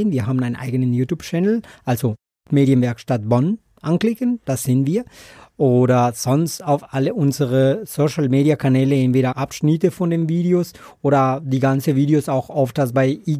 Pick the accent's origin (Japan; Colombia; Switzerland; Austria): Colombia; German is a second language; Ja, ich komme aus Kolumbien ursprünglich. Das hört man wahrscheinlich in meinen schönen Akzent, oder?